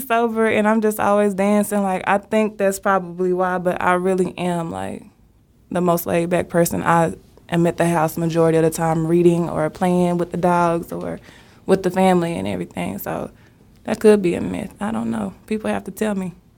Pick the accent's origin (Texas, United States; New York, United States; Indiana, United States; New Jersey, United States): Texas, United States; Dallas; I'm from Oak Cliff, Texas